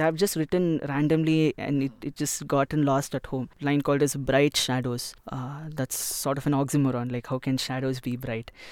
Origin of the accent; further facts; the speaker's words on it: India; I'm an Indian and I've born, brought up here